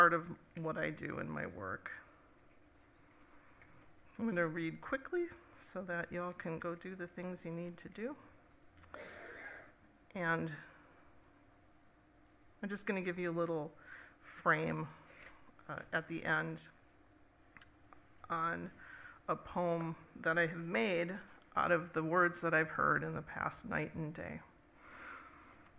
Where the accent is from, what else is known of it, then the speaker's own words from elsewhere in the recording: United States; now in Minneapolis, United States; I'm from Minneapolis, and I grew up in Dakota country